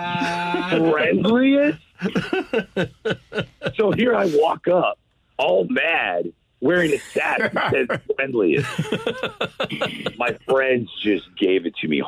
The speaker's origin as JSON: {"language": "English", "town": "St. Louis", "region": "Missouri", "country": "United States", "tie": "born or raised there", "moved": "yes", "said": "I'm on the radio in my hometown"}